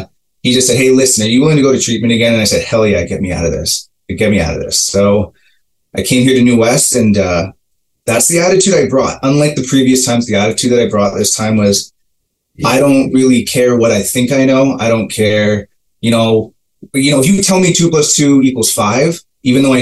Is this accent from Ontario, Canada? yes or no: yes; Mississauga, Ontario, Canada; moved away as an adult; now in New Westminster, Canada; I'm originally from Mississauga, Ontario, which is just outside of Toronto